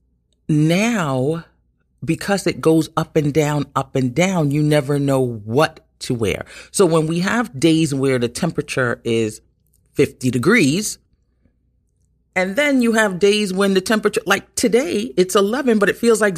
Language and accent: English; New York City, New York, United States; being born and raised in Brooklyn and living in New York all my life